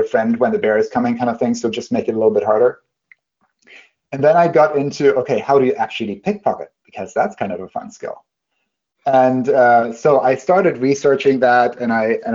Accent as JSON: {"language": "English", "country": "Germany", "tie": "born or raised there", "moved": "yes", "said": "when I was a kid, I grew up in Germany."}